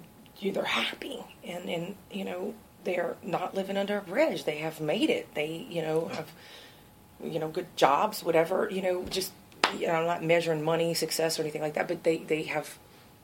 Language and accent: English; Cajun, Louisiana, United States; straight coon ass